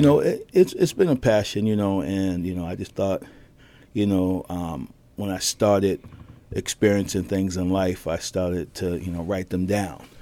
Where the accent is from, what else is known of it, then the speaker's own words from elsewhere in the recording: Boston, Massachusetts, United States; I was born in Boston